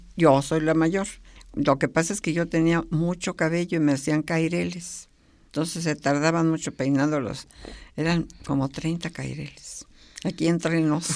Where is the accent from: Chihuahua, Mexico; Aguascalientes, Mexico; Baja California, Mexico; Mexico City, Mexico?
Mexico City, Mexico; also born or lived in Pachuca, Hidalgo / Chapingo; nos vinimos para México, así es que yo debo haber vivido ahí hasta los cinco o seis años, como seis años, porque llegué aquí a ser otra vez el primero de, primaria